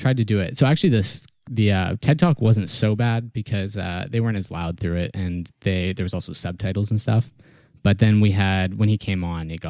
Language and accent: English; Kamloops, British Columbia, Canada; moved away as an adult; now in Victoria, Canada